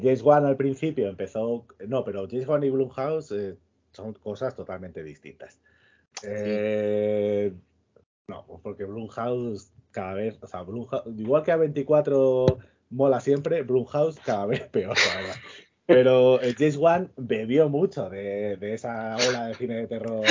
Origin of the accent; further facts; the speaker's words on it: Extremadura, Spain; que soy de Extremadura